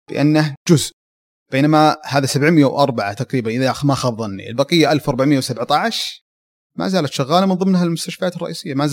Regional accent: Abha, Asir, Saudi Arabia; من آه، سكان المنطقه الجنوبيه مدينه ابها نشأت وترعرعت ودرست في ابها تخرجت من جامعه الملك خالد

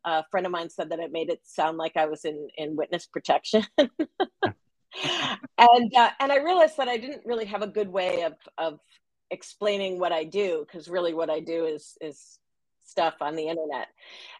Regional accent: Long Island, New York, United States; moved away; when I was a little girl growing up on Long Island

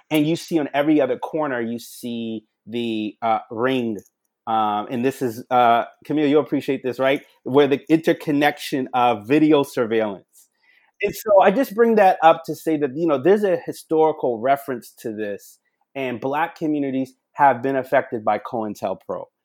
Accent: Charleston, South Carolina, United States; born or raised there

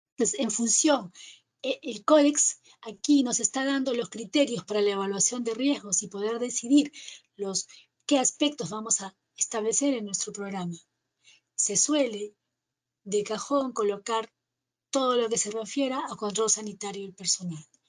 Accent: Peru; aquí en mi país, en el Perú

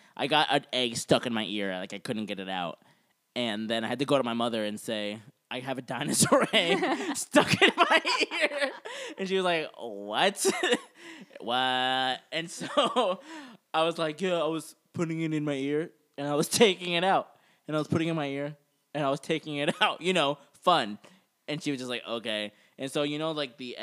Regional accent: Central Florida, United States; I grew up in Florida, like central Florida, like the countryside of Florida.

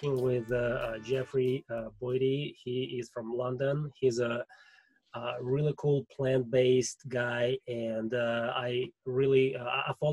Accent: Russia; accent: Russian; English is a second language; My Russian accent totally sucks. I'm trying to get rid of it as much as I can

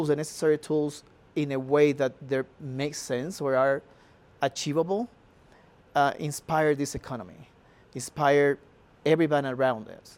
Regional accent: Cartagena, Bolívar, Colombia; moved away as an adult; now in Colorado, United States; I'm just a Colombian, born in Cartagena, that had the pleasure and the blessing to come to this country

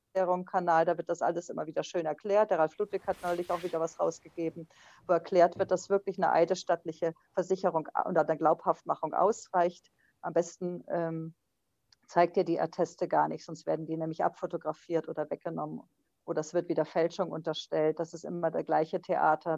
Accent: West Germany, Germany; ich bin ja Westdeutsche

